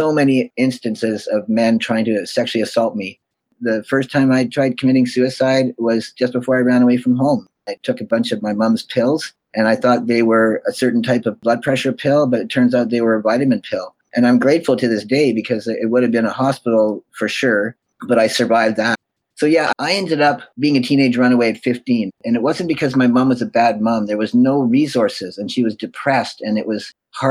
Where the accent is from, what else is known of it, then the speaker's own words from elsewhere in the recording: Winnipeg, Manitoba, Canada; moved away; I was born in Winnipeg, Manitoba.